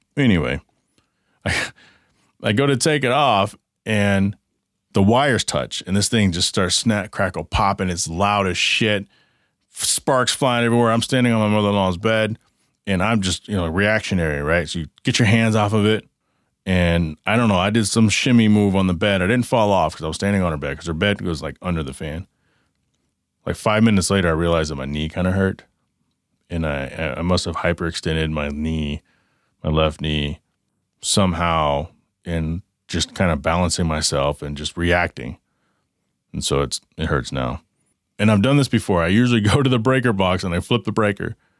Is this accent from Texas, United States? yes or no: yes; Dallas, Texas, United States; now in Arizona, United States; I grew up in, in the Dallas-Fort Worth area